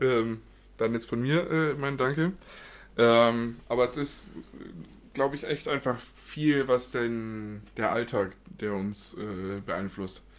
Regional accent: Munich, Bavaria, Germany; bin ich nun mal geboren in München und wohne hier seit äh, Anfang an.

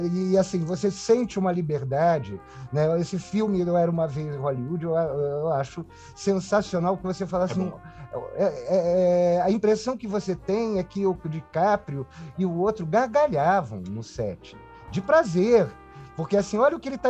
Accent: Rio de Janeiro, Brazil; moved away as an adult; also born or lived in Brás de Pina, Rio de Janeiro; now in São Paulo, Brazil; sou suburbano, né? Eu vim de Braz de Pina para Tijuca, né? Tanto quando pergunto ah, você é carioca? Eu falo pior do que carioca, eu sou tijucano

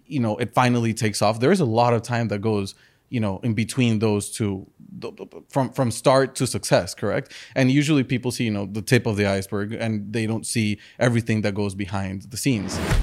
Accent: Madrid, Community of Madrid, Spain; also born or lived in Chicago; now in Miami, United States; I was born in Chicago. Uh, my parents are from Colombia and from the U S. I grew up in Madrid, in Spain, and, uh, then I moved over to Miami fifteen years ago

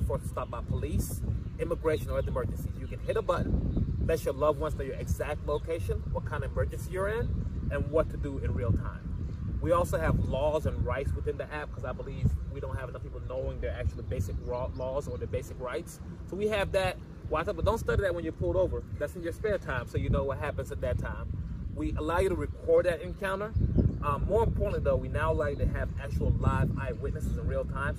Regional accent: Macon, Georgia, United States; also born or lived in Gambia; now in Atlanta, United States; So I was born in Gambia, West Africa. I grew up in Macon, Georgia, moved when I was 7 years old

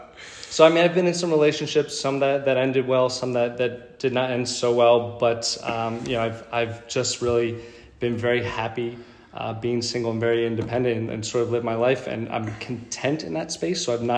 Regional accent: New York, United States; born there; also born or lived in Philadelphia; now in Houston, United States; But I was in Philly for the past 12 years or so.

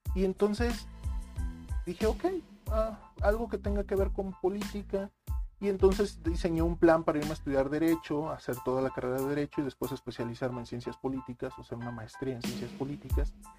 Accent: Mexico

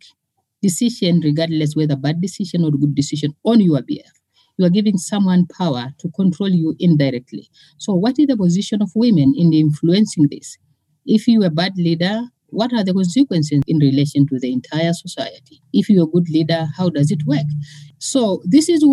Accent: Northern Tanzania, Tanzania; I grew up in a patriarchy society in Northern Tanzania.

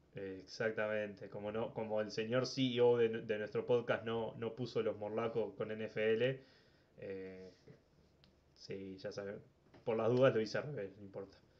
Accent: Maldonado, Uruguay; now in Montevideo, Uruguay; Soy de Maldonado

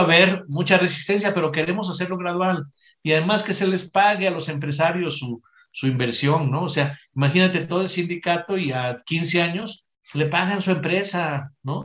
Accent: Mexico

